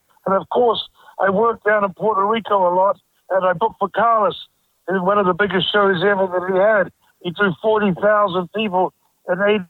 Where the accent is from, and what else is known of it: New Zealand